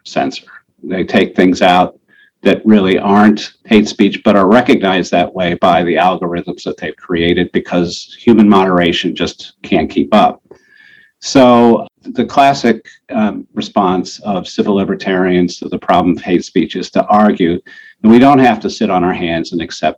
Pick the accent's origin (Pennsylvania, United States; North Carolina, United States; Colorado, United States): Colorado, United States; Denver; also born or lived in Cleveland, Ohio; I was actually born in Cleveland. My father's career was started there, and we moved to Denver when I was about 7.